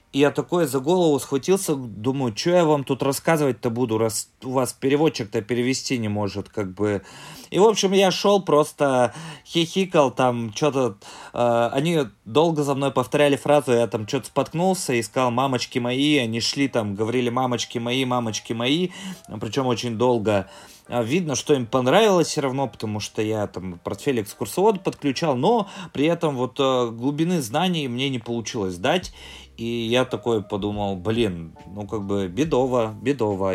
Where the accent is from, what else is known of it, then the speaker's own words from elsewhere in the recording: Sysert, Sverdlovsk Oblast, Russia; also born or lived in near Moscow (born); Я родился в ста километрах от Москвы. У меня в девяносто шестом году семья переехала на Урал